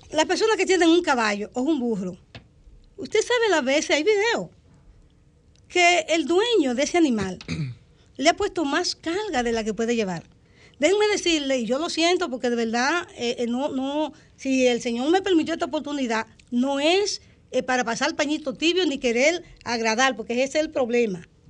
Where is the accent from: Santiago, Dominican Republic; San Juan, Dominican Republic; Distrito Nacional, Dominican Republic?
San Juan, Dominican Republic; San Juan de la Maguana; yo nací en el sur, en San Juan de la Maguana. El, sector le llaman Villa Flores